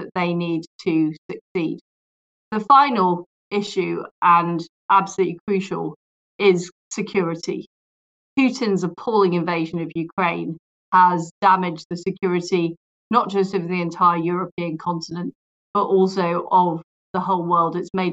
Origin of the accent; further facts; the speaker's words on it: Leeds, Yorkshire and the Humber, United Kingdom; also born or lived in Paisley, Scotland; I grew up in Paisley and then in Leeds, where I went to comprehensive school